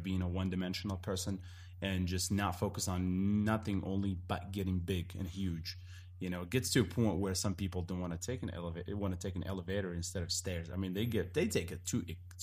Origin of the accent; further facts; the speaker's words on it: Morocco; English is a second language; now in United States; I'm from Morocco. You might pick up on some of my accents here and there.